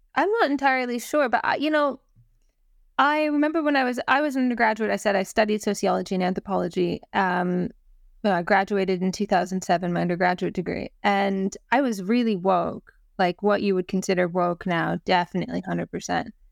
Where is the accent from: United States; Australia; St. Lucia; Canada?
Canada; now in Wales, United Kingdom; I'm Canadian First Nations.